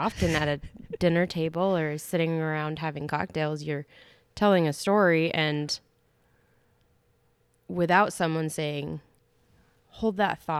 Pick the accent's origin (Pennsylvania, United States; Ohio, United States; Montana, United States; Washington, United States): Montana, United States; White Sulphur Springs; born or raised there